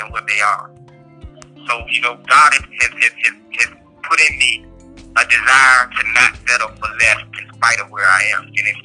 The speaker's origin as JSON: {"language": "English", "town": "Washington", "region": "District of Columbia", "country": "United States", "moved": "as an adult", "lives_now": "Allenwood, United States", "said": "I'm from Washington, D.C."}